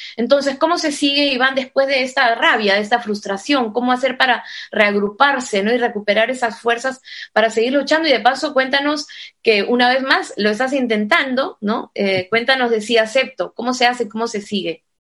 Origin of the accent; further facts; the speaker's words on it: Peru; now in Spain; soy migrante también peruana en España